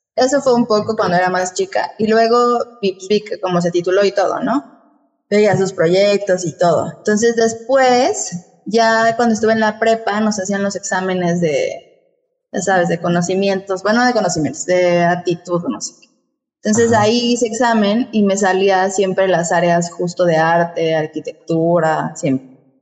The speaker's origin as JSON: {"language": "Spanish", "region": "Mexico City", "country": "Mexico", "tie": "born or raised there", "also_born_or_lived": "Toluca, State of Mexico", "moved": "yes", "said": "yo nací en la Ciudad de México, pero viví allá muchos años."}